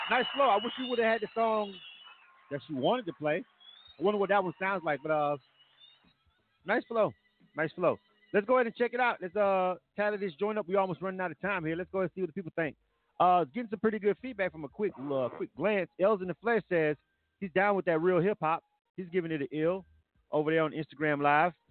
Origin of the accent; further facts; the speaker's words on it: Michigan, United States; I'm from Michigan.